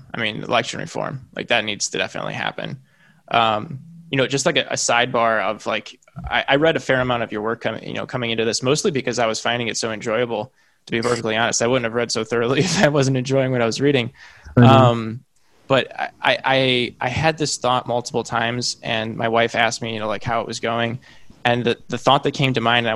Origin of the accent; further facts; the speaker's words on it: Illinois, United States; now in San Diego, United States; I'm from Illinois. I live in San Diego, but I'm from Illinois.